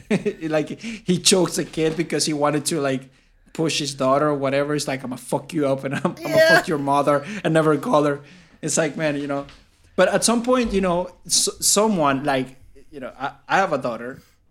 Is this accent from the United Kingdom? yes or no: no; South Africa; bro, I'm from South Africa.